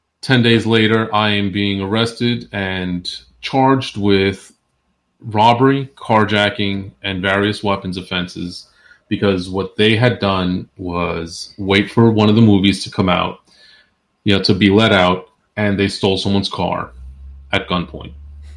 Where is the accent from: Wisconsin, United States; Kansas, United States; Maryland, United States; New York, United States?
New York, United States; Queens; also born or lived in New Jersey / Central Florida; I'm originally I was born in New Jersey. I was raised between Queens, New York, and Central Florida.